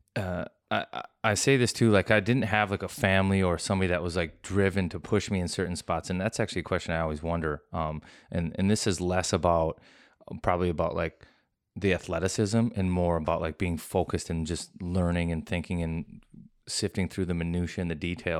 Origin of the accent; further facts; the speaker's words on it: Minnesota, United States; just Minnesota, grew up